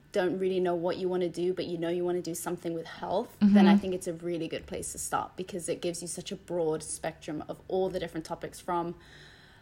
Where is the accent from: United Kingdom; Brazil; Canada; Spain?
Spain; moved away; I grew up in Spain